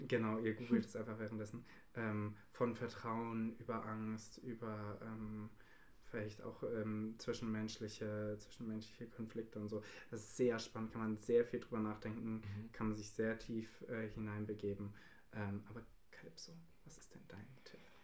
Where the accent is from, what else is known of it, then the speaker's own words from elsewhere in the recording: Italy; als Italiener